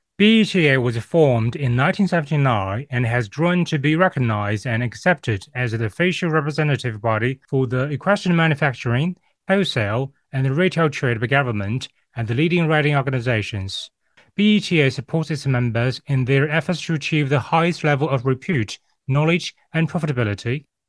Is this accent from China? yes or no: yes; China; moved away as an adult; also born or lived in United Kingdom; I was born and raised in China